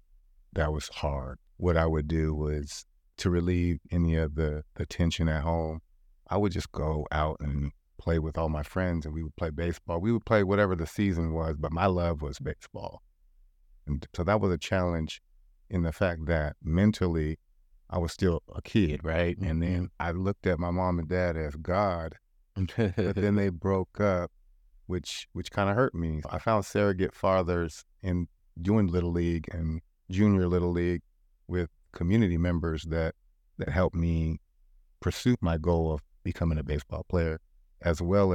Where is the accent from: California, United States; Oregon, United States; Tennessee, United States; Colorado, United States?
Oregon, United States; Portland; I remember growing up in North and Northeast Portland at Peninsula Sportsmen, Riverside, Wilshire, Interstate.